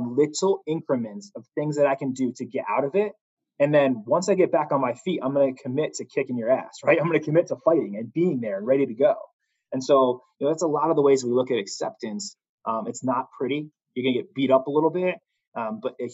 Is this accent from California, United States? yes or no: no; Connecticut, United States; moved away; I'm from Connecticut originally